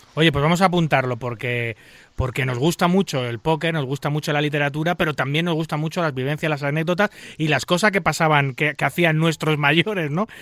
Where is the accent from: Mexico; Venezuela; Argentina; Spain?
Spain